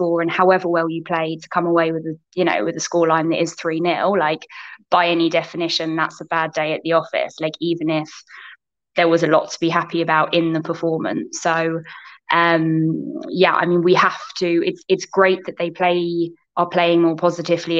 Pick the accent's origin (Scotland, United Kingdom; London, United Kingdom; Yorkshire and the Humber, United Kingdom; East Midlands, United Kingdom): London, United Kingdom; Croydon; It's my local team. So I'm from Croydon. My parents' house is just kind of 15 minutes from Selhurst Park